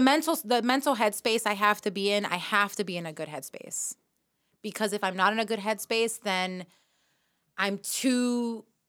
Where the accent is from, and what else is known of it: New York City, New York, United States; born or raised there; now in Miami, United States